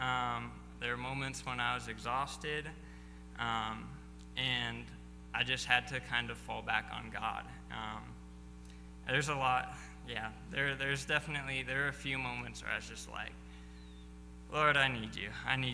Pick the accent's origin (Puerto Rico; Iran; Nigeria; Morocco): Morocco; Fez, Fès-Meknès; also born or lived in United States; well, you know, I grew up in Morocco, haven't lived too much in the U.S.